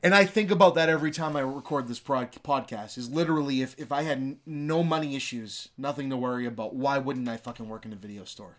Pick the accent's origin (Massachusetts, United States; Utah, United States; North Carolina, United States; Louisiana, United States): Massachusetts, United States; Lynn; I'm from Lynn, and Lynn is a bit of an urban, kinda more rough and tumble kinda city